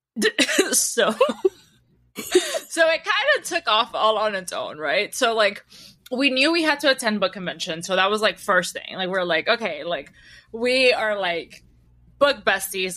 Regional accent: Peru; I was born in Peru

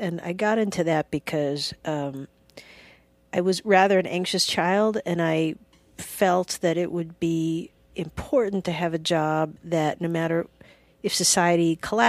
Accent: Alabama, United States; also born or lived in Georgia; No, I'm from Alabama and Georgia.

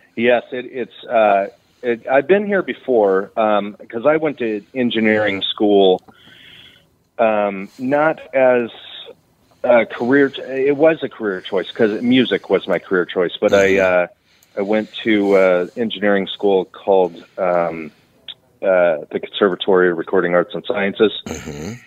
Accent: Redding, California, United States; also born or lived in Texas / Nashville, Tennessee; I grew up in Redding

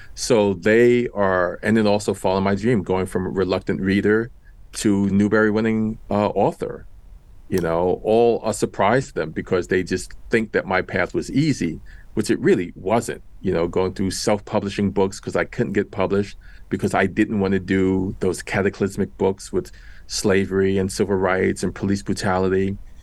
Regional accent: New York City, New York, United States; I grew up in Washington Heights in New York City.

